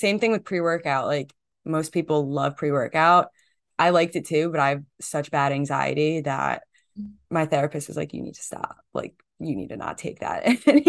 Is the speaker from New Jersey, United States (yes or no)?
yes; New Jersey, United States; Growing up in Jersey, you just like everyone's Italian by default.